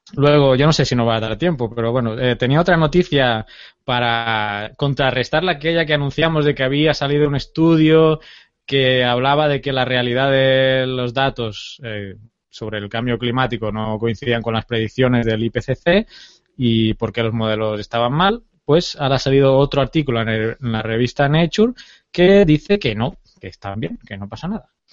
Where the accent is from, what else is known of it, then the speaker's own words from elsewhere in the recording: Terrassa, Catalonia, Spain; moved away; mi pueblo, Tarrasa, mi ciudad, más que mi pueblo